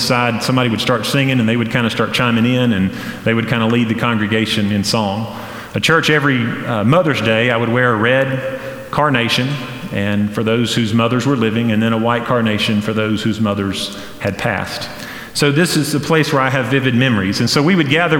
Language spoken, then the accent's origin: English; Flat Rock, North Carolina, United States; also born or lived in Hendersonville, North Carolina; Growing up in Hendersonville or in Flat Rock